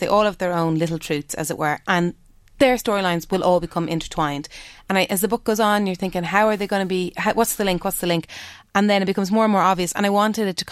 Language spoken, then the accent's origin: English; Dublin, Leinster, Ireland; the road I grew up on in Dublin